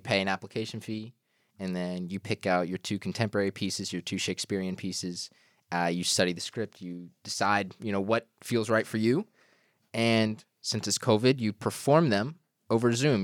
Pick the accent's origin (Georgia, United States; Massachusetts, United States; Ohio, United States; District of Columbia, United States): Georgia, United States; moved away as an adult; now in New York, United States; I'm from Georgia